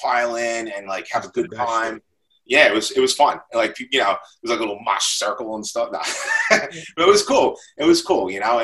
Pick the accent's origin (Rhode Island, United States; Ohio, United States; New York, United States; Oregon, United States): New York, United States; Lindenhurst; I was from Lyndhurst.